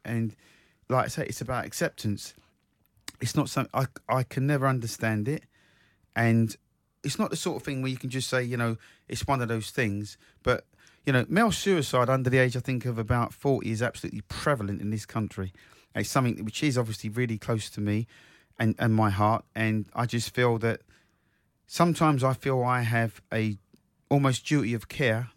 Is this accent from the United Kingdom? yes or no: yes; Croydon, London, United Kingdom; my hometown, South Croydon